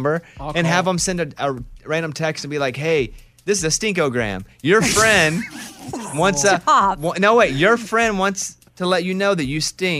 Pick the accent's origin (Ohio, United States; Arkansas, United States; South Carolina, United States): Arkansas, United States; This is two-stepping Electric Cowboy right in my blood growing up in Arkansas.